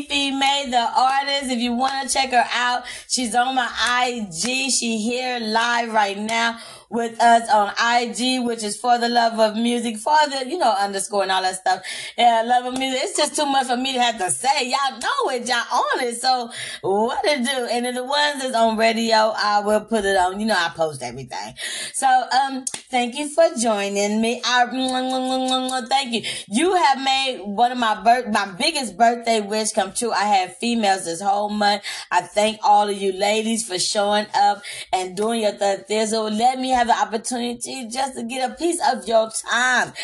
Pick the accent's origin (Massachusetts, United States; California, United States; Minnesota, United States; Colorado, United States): California, United States; Compton; also born or lived in Austin, Texas; I am from Austin, Texas. I'm not a Cali girl, but I was raised out here in Compton